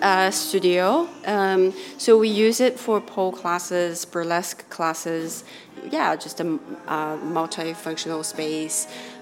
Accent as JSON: {"language": "English", "region": "Shanghai", "country": "China", "tie": "born there", "said": "I was born in Shanghai, but I've lived all over the place."}